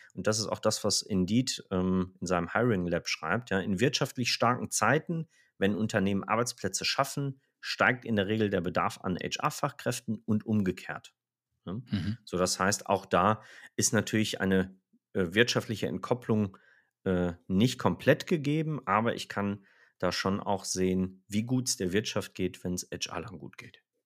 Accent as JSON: {"language": "German", "region": "Rhineland", "country": "Germany", "said": "wir sind ja Rheinländer"}